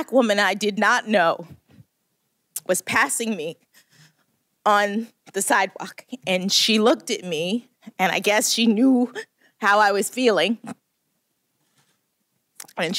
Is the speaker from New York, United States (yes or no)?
no; Miami, Florida, United States; moved away as an adult; I'm from Miami, Florida